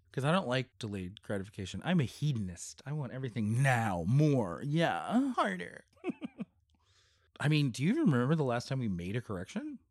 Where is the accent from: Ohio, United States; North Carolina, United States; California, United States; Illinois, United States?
California, United States; also born or lived in New Jersey; now in New York City, United States; we moved to California when I was four and a half